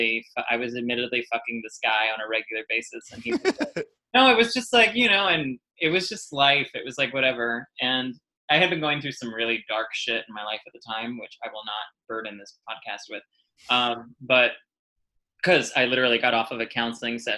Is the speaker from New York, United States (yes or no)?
yes; New York City, New York, United States; now in Staten Island, United States; I was born in Queens, raised in Queens.